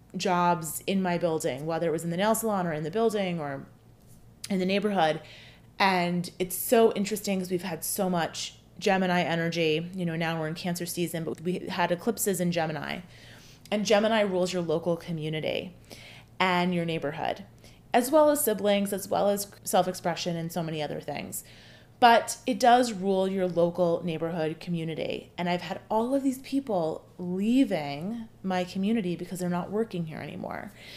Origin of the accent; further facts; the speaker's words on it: United States; I'm American